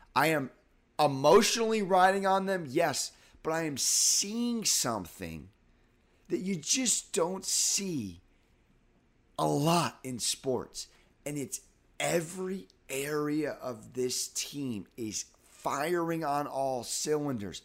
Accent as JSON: {"language": "English", "town": "San Diego", "region": "California", "country": "United States", "moved": "yes", "lives_now": "New York, United States", "said": "I'm from San Diego."}